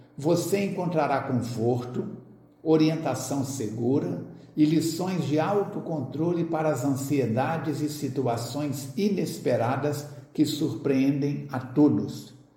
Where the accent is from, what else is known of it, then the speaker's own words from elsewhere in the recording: Astolfo Dutra, Minas Gerais, Brazil; now in Juiz de Fora, Brazil; Sou natural da cidade de Astolfo Dutra, próxima aqui de Juiz de Fora, cerca de 110 quilômetros.